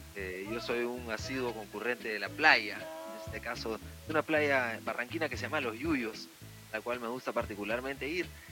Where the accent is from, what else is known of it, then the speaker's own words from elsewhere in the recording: Lima, Peru; volvemos a, Perú, volvemos a nuestra ciudad de Lima